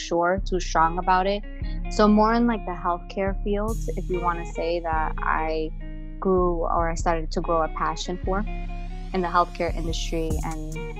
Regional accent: New Jersey, United States; Yes, I am from Bergen County, New Jersey.

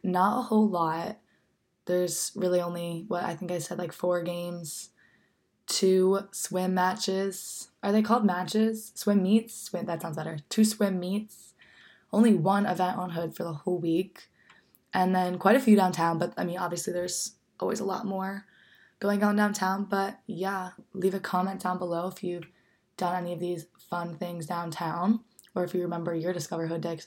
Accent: New Jersey, United States; moved away as an adult; now in Frederick, United States; my hometown that I miss so much

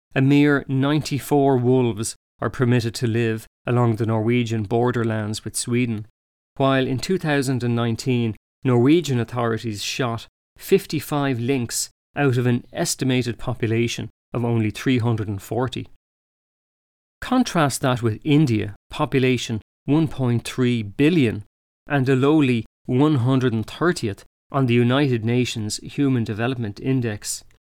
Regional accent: Ireland

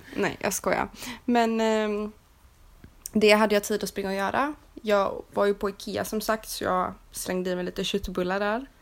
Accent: Sweden; moved away; jag var svensk

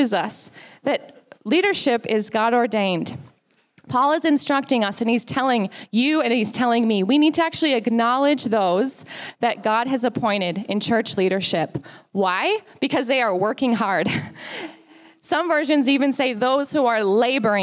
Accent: United States; now in Australia; as an American

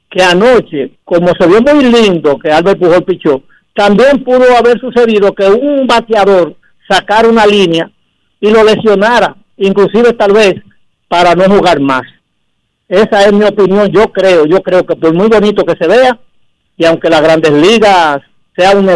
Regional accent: Dominican Republic; Y yo como dominicano

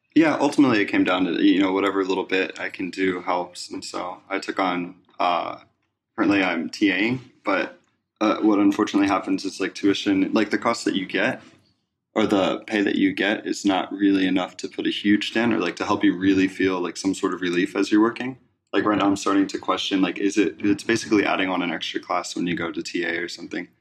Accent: East Coast, United States; moved away; I'm originally from the East Coast

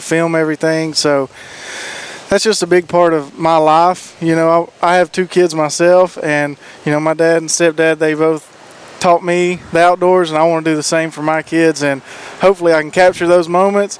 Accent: Bulls Gap, Tennessee, United States; moved away as an adult; also born or lived in Greeneville, Tennessee; now in Johnson City, United States; Born and raised in Greenville, you know, raised up in Bulls Gap, moved to Johnson City for my job

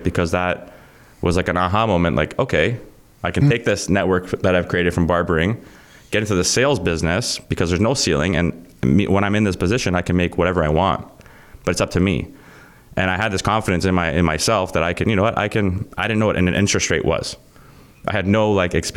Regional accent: Vaughan, Ontario, Canada; I grew up in Vaughan. So I'm in an area where all my friends had these homes, and we lived in a basement apartment.

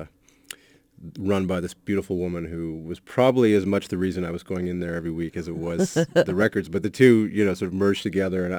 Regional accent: Toronto, Ontario, Canada; When I grew up there, I actually started out playing reggae music. There's a huge Caribbean population in Toronto

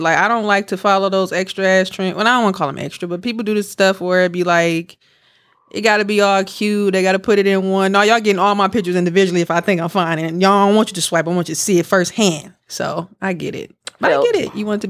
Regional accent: Milwaukee, Wisconsin, United States; moved away; I'm from Milwaukee.

